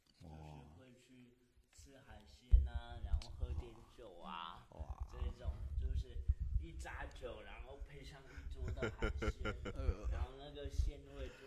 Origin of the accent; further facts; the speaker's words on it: Zhangzhou, Fujian, China; 应该说，整个福建、整个闽南，闽南人还是挺会弄吃的。我我老家是在漳州嘛